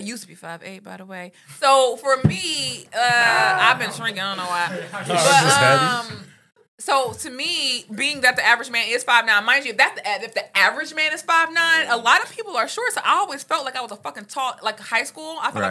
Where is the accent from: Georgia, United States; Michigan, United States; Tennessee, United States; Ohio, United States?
Georgia, United States; Atlanta; I grew up extremely skinny. Now, if I took a thickness, especially growing up in Atlanta